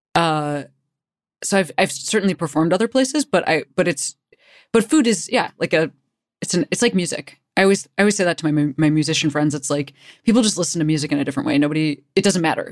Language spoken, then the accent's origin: English; Chicago, Illinois, United States; I'm, you know, from Chicago.